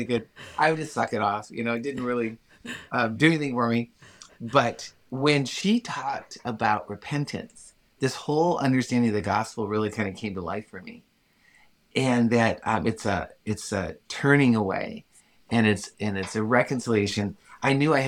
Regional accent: Illinois, United States; I am a Midwest-born farm kid. That's where I grew up. I grew up in Illinois on a farm

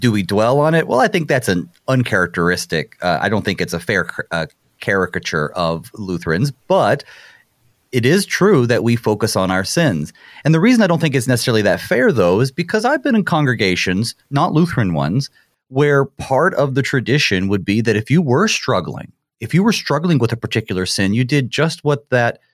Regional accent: Midwest, United States; being a Midwesterner

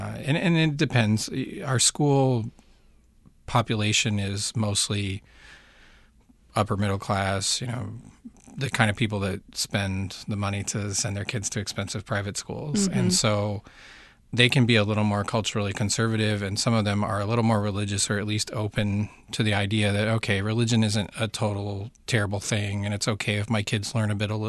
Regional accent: Baltimore, Maryland, United States; now in Uruguay; I'm from Baltimore.

